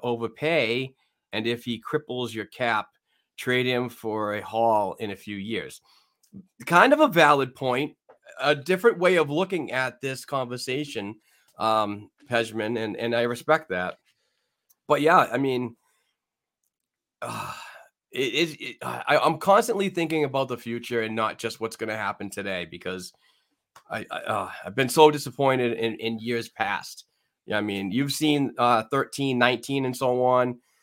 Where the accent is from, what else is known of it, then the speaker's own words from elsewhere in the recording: New England, United States; accent: New England; my New England accent